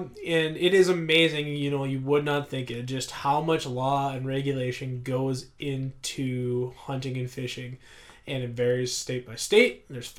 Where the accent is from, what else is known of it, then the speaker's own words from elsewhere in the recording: North Dakota, United States; North Dakota, where I'm from